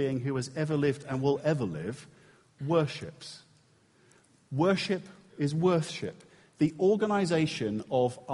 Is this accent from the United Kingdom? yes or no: yes; England, United Kingdom; we're English